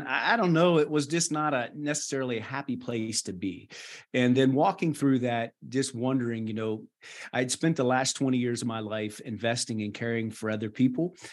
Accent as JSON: {"language": "English", "area": "Wallyford", "region": "West Virginia", "country": "United States", "tie": "born or raised there", "also_born_or_lived": "Burkina Faso / Madagascar", "moved": "as an adult", "lives_now": "Nairobi, Kenya", "said": "born and raised in Wally Ford, West Virginia"}